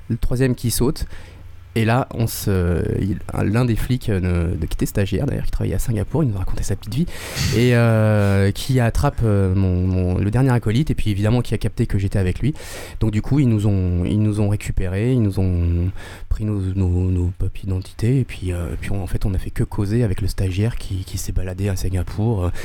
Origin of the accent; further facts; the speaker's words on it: Avignon, Provence-Alpes-Côte d'Azur, France; moved away; also born or lived in Paris; à la base, je suis d'Avignon